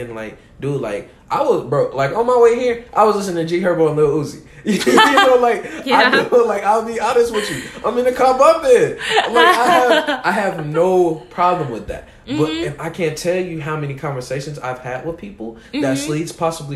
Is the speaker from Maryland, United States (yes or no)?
no; Chicago, Illinois, United States; I'm from Chicago